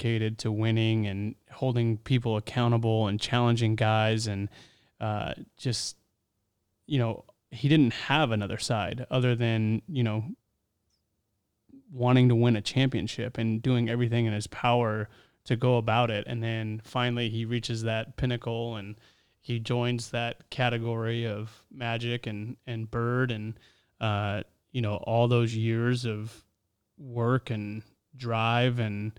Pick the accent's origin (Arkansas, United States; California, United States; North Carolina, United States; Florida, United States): California, United States; Southern; Growing up in Southern California